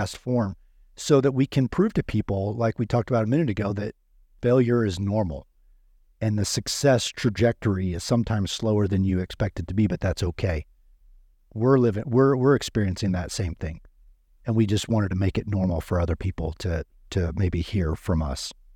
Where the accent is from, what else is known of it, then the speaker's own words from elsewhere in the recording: Midwest, United States; I grew up in the Midwest